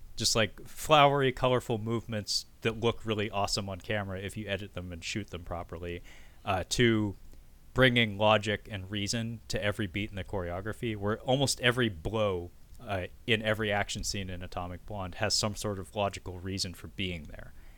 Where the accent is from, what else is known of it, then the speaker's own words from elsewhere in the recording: United States; as an American